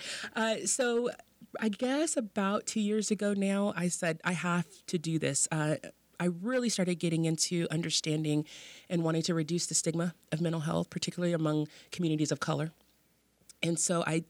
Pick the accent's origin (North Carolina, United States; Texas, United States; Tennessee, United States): Texas, United States; Dallas; also born or lived in Austin, Texas; now in West Texas, United States; I am a Texas native. I grew up in Dallas